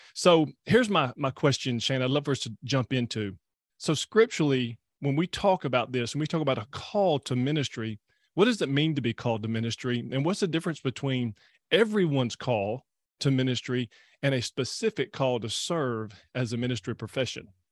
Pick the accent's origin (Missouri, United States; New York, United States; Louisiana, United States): Louisiana, United States; I'm from Louisiana